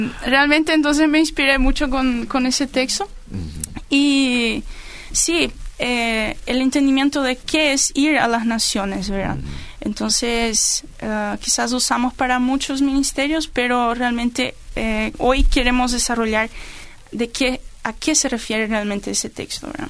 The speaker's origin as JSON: {"language": "Spanish", "country": "Paraguay", "said": "nosotros compartimos el tereré, como nos gusta el bellú y todo eso, eso es cosa de los paraguayos"}